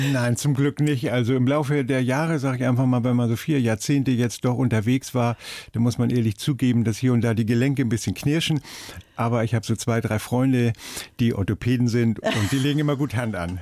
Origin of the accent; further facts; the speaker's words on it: Hamburg, Germany; ich komme ja aus Hamburg und so, man hat ja alles so rundherum mhm. und ist so aufgewachsen